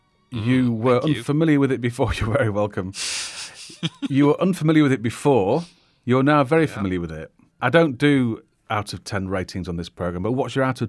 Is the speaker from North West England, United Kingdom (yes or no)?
yes; Manchester, North West England, United Kingdom; As a Mancunian, I'm trying not to take offence at his accent